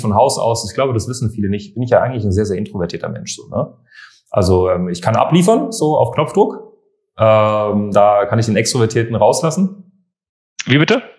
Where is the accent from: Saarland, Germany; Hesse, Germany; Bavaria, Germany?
Bavaria, Germany; Munich; moved away as an adult; now in Berlin, Germany; Meine ganze Kindheit bin ich in, in München gewesen. Also ich komme ja eigentlich aus München